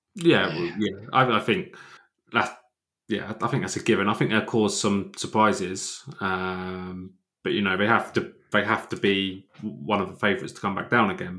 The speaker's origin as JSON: {"language": "English", "town": "Dunstable", "region": "East of England", "country": "United Kingdom", "tie": "born or raised there", "said": "I grew up in Dunstable"}